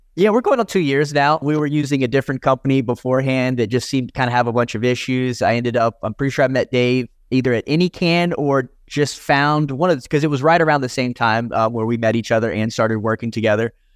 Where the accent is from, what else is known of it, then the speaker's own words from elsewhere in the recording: South Carolina, United States; moved away as an adult; also born or lived in California; I grew up in South Carolina, which was a pretty heavily illegal state.